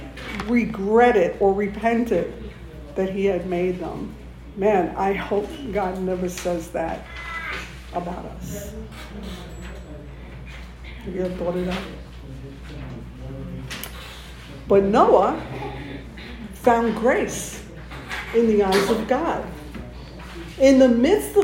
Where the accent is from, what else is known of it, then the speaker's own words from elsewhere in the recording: New York, United States; moved away; I come from New York. I have family in New York